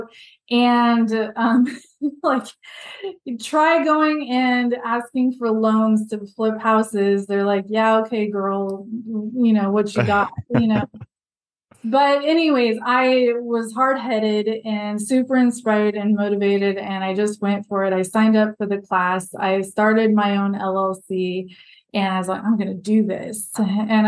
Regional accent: Alaska, United States; I am from Alaska, is how I always start it. I grew up on a really, really remote island in Alaska.

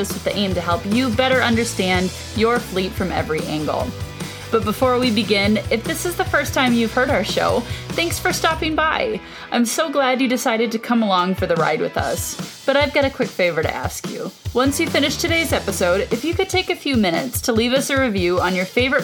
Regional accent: Minnesota, United States; as a Minnesotan

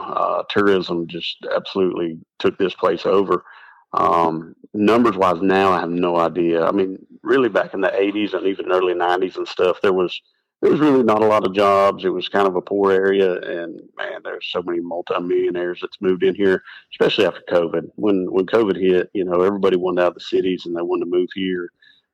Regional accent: Western North Carolina, United States; also born or lived in Bradenton, Florida; We moved to Western North Carolina. I think I just turned 2 years old

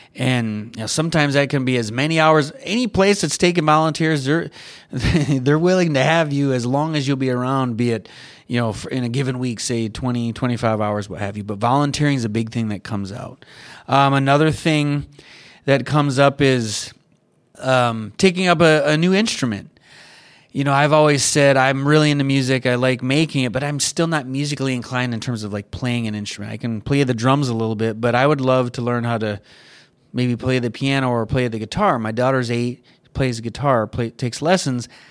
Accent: Michigan, United States; now in California, United States; I grew up in Michigan

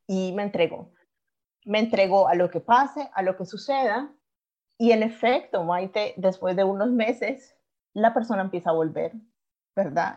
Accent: Colombia; moved away as an adult; also born or lived in Ireland; now in Alicante, Spain; yo soy colombiana, de siete años estoy viviendo en Europa

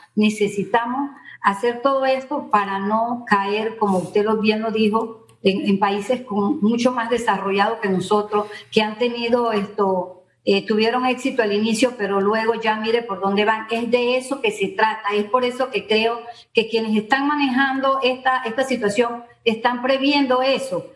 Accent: Panama; nosotros somos unos panameños

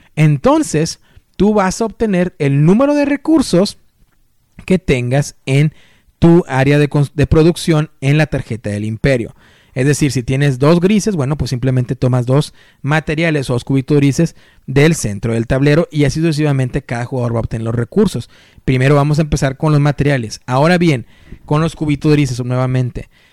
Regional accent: Mexico; como yo, mexicanos

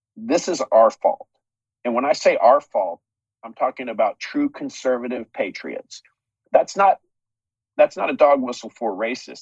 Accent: United States; we as American citizens

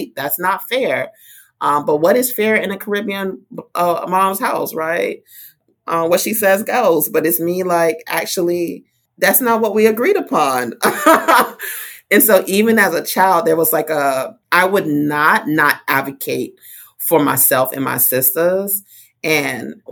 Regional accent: Fort Lauderdale, Florida, United States; also born or lived in Miami; I was born in Broward County in Fort Lauderdale and have been living this double county life for some time.

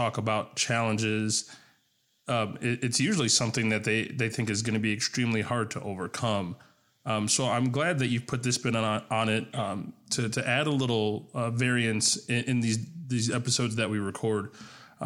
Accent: Chicago, Illinois, United States; moved away as an adult; now in Des Moines, United States; I'm originally from Chicago

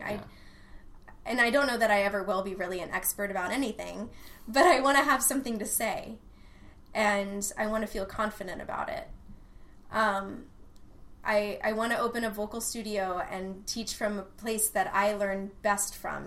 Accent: Austin, Texas, United States; born or raised there

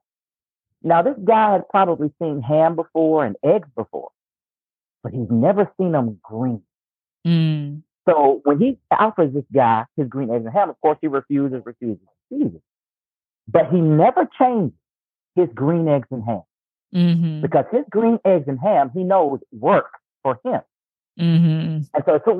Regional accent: Lumberton, North Carolina, United States; moved away as an adult; now in Raleigh, United States; my hometown is a little place called Lumberton, North Carolina. But where I've been for the past 20 plus years is Raleigh, North Carolina

